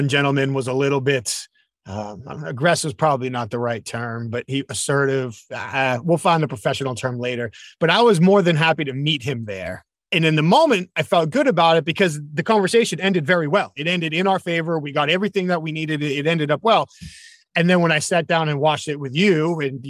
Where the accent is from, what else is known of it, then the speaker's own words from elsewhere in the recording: New England, United States; I'm from New England.